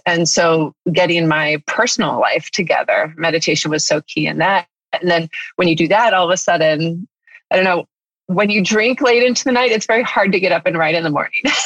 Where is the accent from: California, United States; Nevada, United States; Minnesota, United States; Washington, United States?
California, United States; Northern; moved away as an adult; now in La Cañada, United States; I grew up in Northern California